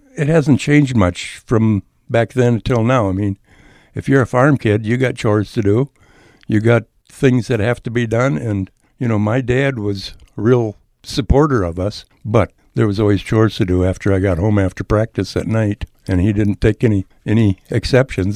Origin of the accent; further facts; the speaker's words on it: Edgerton, Minnesota, United States; moved away as an adult; also born or lived in upstate New York; now in New York, United States; I was born and raised on a farm in southern, southwestern Minnesota